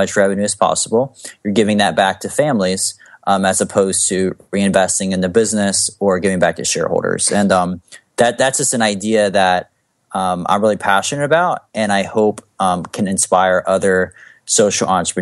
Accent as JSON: {"language": "English", "country": "United States", "tie": "born or raised there", "said": "I was born in America"}